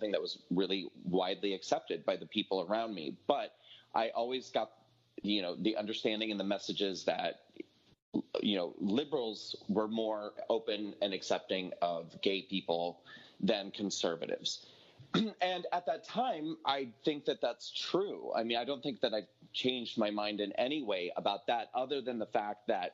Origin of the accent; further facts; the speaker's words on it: rural Nebraska, United States; I grew up at a time and in a geographic location, you know, that being rural Nebraska